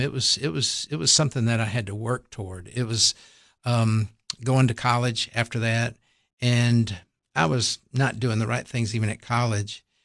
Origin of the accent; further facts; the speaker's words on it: Tylertown, Mississippi, United States; I grew up in a little town called Tylertown, Mississippi